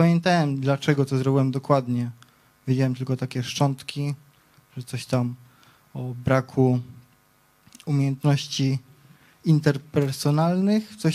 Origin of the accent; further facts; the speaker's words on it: Wieliczka, Lesser Poland, Poland; przyjechałem z Wieliczki. Mam 23 lata